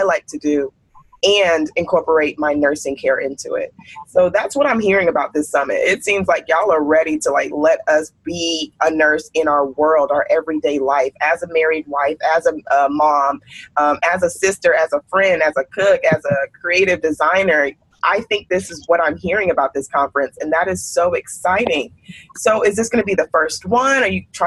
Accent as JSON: {"language": "English", "region": "Texas", "country": "United States", "said": "I'm from Texas"}